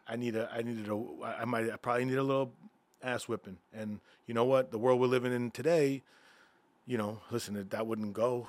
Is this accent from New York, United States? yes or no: yes; Freeport, New York, United States; also born or lived in Bethpage, New York / Caribbean; I grew up in Freeport, Long Island